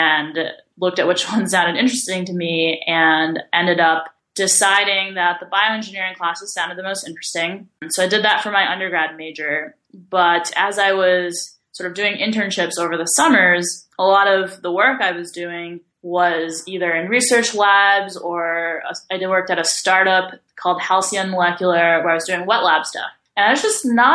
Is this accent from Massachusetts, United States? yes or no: yes; Shrewsbury, Massachusetts, United States; moved away as an adult; also born or lived in Bay Area, California; I grew up in a town in Massachusetts called Shrewsbury